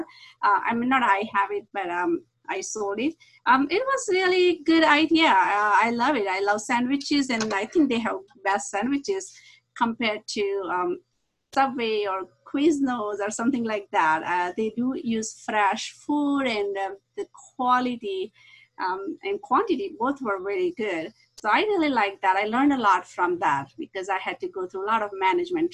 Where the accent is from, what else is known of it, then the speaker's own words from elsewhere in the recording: India; moved away as an adult; now in La Mirada, United States; I grew up in India, and when I came here, I was very young. I was 20 years old